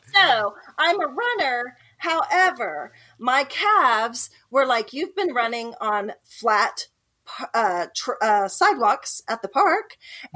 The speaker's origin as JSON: {"language": "English", "town": "Ponca City", "region": "Oklahoma", "country": "United States", "tie": "born or raised there", "also_born_or_lived": "Silicon Valley, California", "said": "I'm from Oklahoma, born and raised, but I did spend three years in the Silicon Valley"}